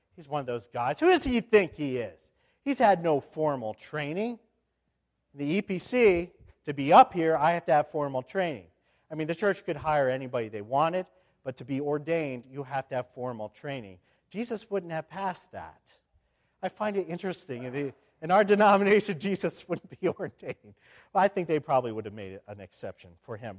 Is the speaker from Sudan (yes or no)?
no; Indianapolis, Indiana, United States; moved away as an adult; also born or lived in Grove City, Pennsylvania; I went from In-, Indianapolis over to Grove City for my, my college years